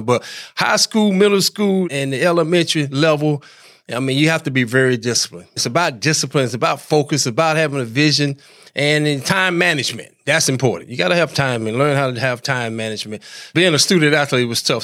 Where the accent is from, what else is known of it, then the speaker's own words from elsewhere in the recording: Hamlet, North Carolina, United States; moved away as an adult; also born or lived in New York; I'm from North Carolina, Larry, originally, a little town called Hamlet, North Carolina.